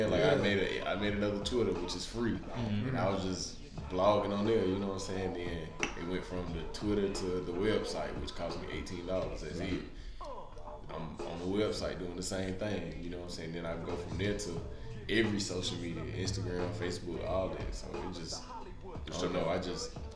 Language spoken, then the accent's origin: English; Spartanburg, South Carolina, United States; born and raised in Spartanburg